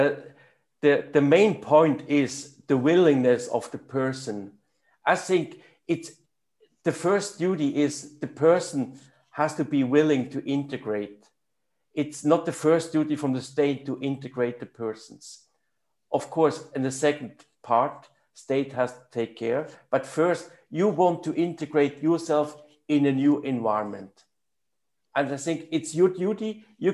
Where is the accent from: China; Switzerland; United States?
Switzerland; German part of Switzerland, German-speaking Switzerland; first language German; English is a second language; I grew up in the German part of Switzerland and we talked German